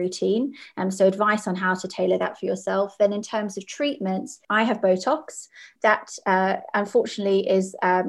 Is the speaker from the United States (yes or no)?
no; South Africa; As a child, I grew up in South Africa